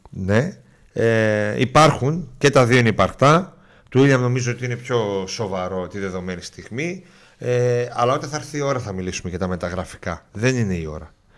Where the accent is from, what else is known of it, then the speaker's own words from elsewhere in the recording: Munich, Bavaria, Germany; now in Greece; και εγώ μεγάλωσα στο Μόναχο. Δηλαδή τα εφηβικά μου χρόνια